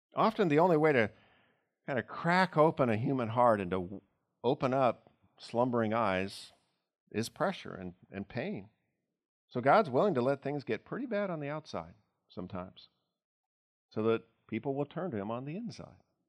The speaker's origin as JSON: {"language": "English", "country": "United States", "said": "as American Christians"}